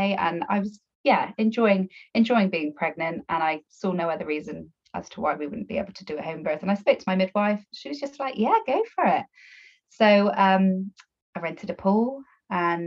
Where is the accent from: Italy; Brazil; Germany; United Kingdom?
United Kingdom; Bristol, South West England; accent: Bristolian twang; now in Somerset, United Kingdom; I'm from Bristol, so probably got a bit of a Bristolian twang there